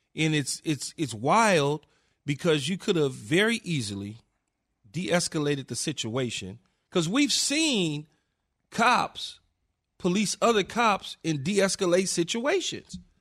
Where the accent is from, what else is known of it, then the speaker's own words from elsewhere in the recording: Los Angeles, California, United States; Growing up in South Central L